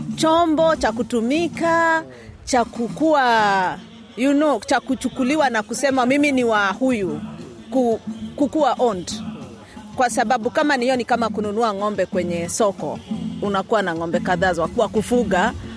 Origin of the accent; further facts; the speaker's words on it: Kenya; now in Australia; tunakumbuka mahali ambapo tumetoka kama Wakenya